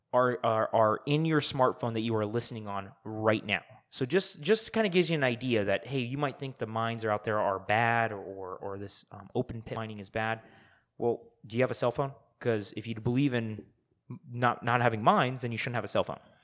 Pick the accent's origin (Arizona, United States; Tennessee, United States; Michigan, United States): Arizona, United States; we're from Arizona